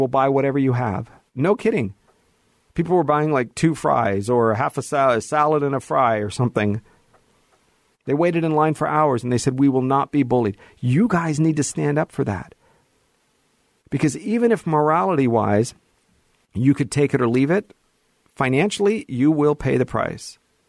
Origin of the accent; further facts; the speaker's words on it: Hollywood, California, United States; this is where I was born and raised, was Hollywood, is where I was born and raised in the Valley.